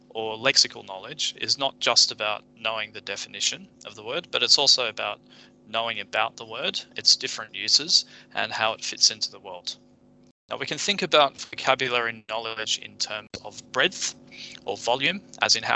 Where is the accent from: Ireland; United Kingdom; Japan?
Japan; I grew up in Japan and spoke Japanese fluently as a child.